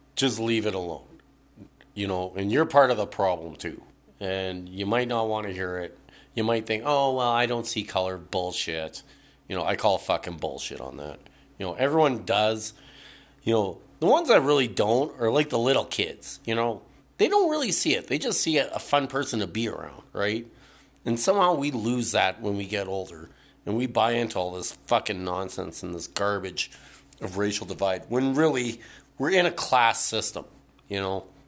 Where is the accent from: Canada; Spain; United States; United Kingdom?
Canada; Burnaby, British Columbia; born and raised in this country